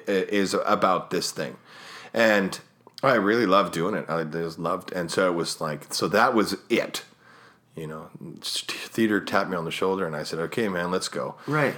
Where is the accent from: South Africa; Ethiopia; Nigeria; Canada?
Canada; Winnipeg, Manitoba; I was born in Winnipeg